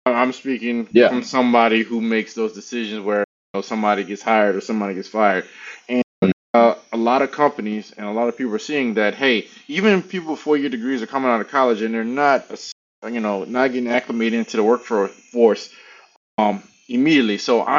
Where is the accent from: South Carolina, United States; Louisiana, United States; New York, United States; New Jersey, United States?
Louisiana, United States; now in Dallas, United States; I'm originally from Louisiana. I've been in cybersecurity on a corporate level since 2011, 12. Been in IT since 2003, live in Dallas, Texas currently.